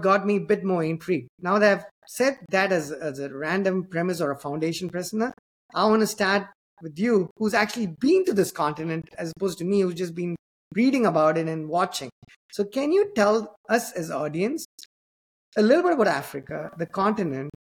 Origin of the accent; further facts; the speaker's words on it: Chennai, Tamil Nadu, India; the same city that I come from